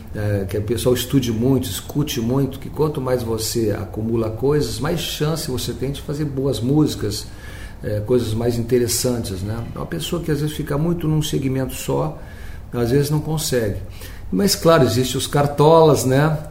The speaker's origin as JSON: {"language": "Portuguese", "town": "Pelotas", "region": "Rio Grande do Sul", "country": "Brazil", "tie": "born or raised there"}